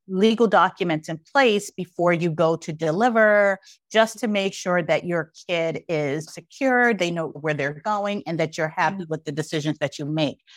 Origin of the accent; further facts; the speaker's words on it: New York City, New York, United States; I grew up in East New York, Brooklyn during the height of a crack epidemic